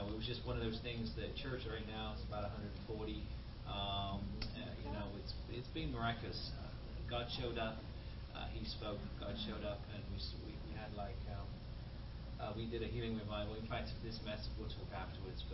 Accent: United Kingdom; now in United States; as a Brit

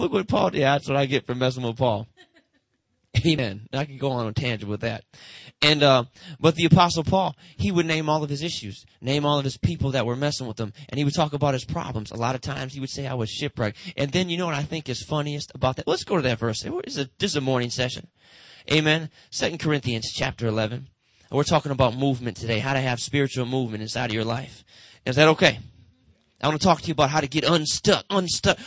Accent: Detroit, Michigan, United States; Motown. That's where I'm from

